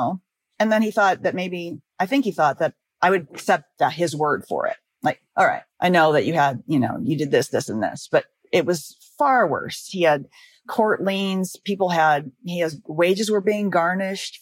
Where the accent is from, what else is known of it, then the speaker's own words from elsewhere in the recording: Los Angeles, California, United States; I'm from Los Angeles